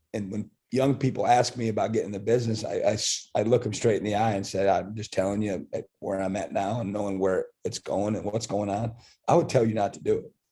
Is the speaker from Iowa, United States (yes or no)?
yes; Iowa, United States; also born or lived in Kansas; now in Starkville, United States; I'm from Iowa